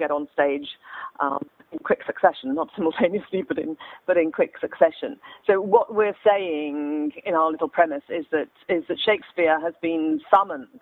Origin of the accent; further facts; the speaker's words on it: Australia; moved away; we're all Australian